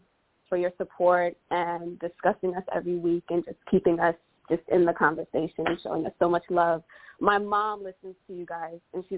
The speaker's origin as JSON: {"language": "English", "region": "Connecticut", "country": "United States", "said": "So I'm from Connecticut, and I haven't changed my number yet."}